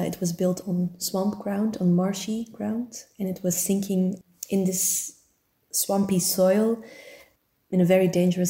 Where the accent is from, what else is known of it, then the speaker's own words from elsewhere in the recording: Turnhout, Flanders, Belgium; my hometown of Turnhout, where I grew up